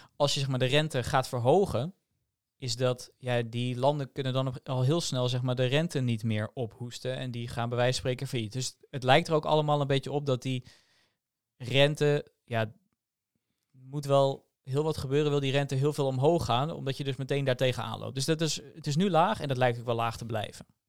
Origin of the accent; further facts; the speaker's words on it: Netherlands; als Nederlanders